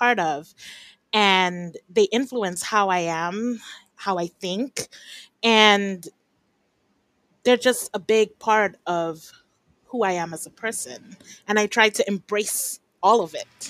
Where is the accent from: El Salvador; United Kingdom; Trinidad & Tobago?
Trinidad & Tobago; moved away; also born or lived in Japan / Belize / New York, United States / California, United States; I'm from Trinidad and Tobago and I've spent the past 20 years about, I don't check, outside of Trinidad and Tobago, but I'm actually back here right now.